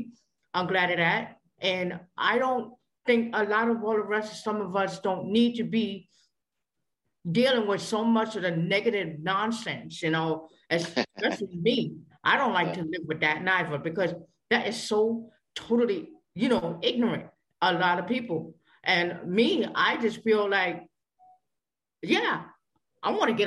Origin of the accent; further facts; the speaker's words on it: New York, United States; I grew up in New York all my life.